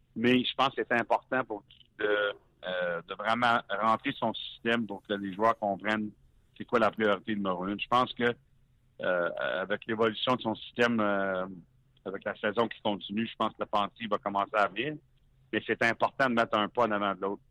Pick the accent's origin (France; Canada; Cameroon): Canada; Hearst, Ontario; je viens du nord l'Ontario de Hearst.